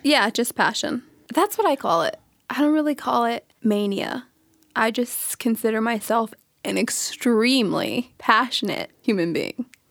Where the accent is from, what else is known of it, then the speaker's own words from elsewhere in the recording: Sacramento, California, United States; now in Palm Springs, United States; I'm from Sacramento, California. I reside in Palm Springs